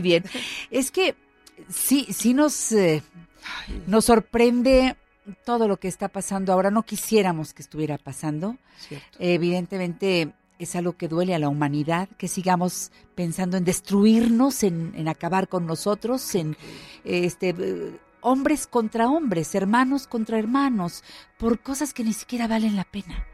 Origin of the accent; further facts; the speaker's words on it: Magdalena Yodocono, Oaxaca, Mexico; moved away; a mis paisanos de Magdalena Yodocono